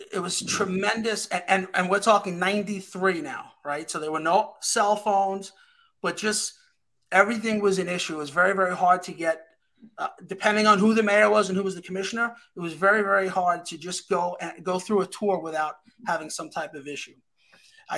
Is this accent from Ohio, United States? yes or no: no; New York City, New York, United States; I grew up in the 104. I've lived in the 104.